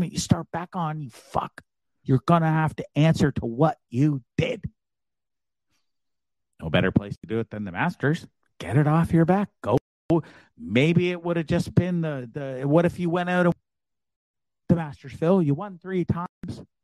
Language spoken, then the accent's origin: English; Canada; moved away; I was born just after they got to Canada. I was not born in England